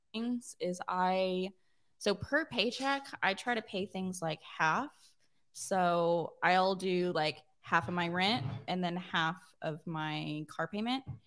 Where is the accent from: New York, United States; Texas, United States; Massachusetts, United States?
Texas, United States; Austin; I'm twenty-five and I'm from Austin